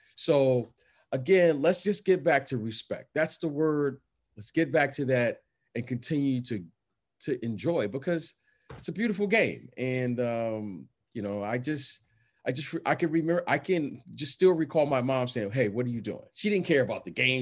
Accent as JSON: {"language": "English", "town": "Detroit", "region": "Michigan", "country": "United States", "tie": "born or raised there", "also_born_or_lived": "Chicago / Iowa / New York", "moved": "yes", "said": "I grew up in Detroit"}